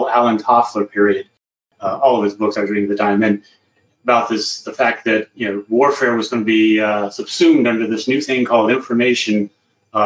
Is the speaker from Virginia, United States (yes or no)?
yes; Southern Virginia, United States; moved away as an adult; also born or lived in San Angelo, Texas; Grew up in Southern Virginia, so rural background.